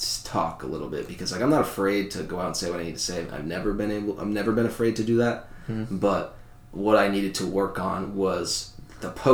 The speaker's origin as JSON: {"language": "English", "town": "Fleming Island", "region": "Florida", "country": "United States", "tie": "born or raised there", "also_born_or_lived": "New York", "said": "I came from Fleming Island, dude. Like, this place is, like, very upper middle, rich class, like, higher class"}